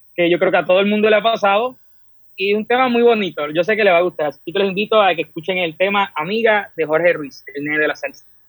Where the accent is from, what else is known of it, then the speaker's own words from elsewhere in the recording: Puerto Rico; Soy del pueblo de Apilla